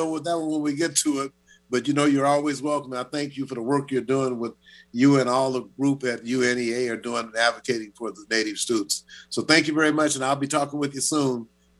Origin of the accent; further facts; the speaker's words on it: Shreveport, Louisiana, United States; I'm from Shreveport